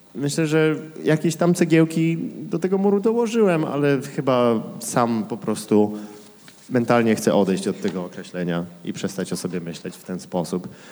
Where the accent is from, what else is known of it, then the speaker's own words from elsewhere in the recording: Kraków, Lesser Poland, Poland; moved away; wychowałem się w sumie w Śródmieściu